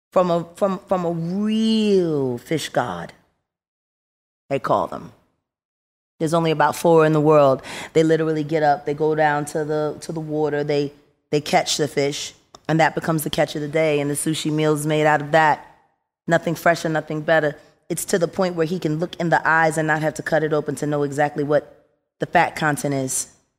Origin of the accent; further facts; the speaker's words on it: Philadelphia, Pennsylvania, United States; I'm from North Philly.